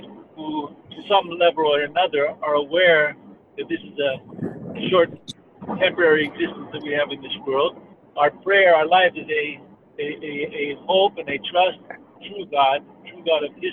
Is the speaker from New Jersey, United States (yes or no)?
no; Denver, Colorado, United States; I was born and raised in these parts of the country. I was born in Denver, Colorado